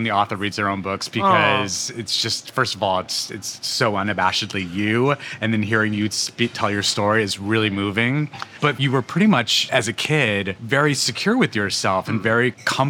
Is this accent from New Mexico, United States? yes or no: yes; New Mexico, United States; I'm from New Mexico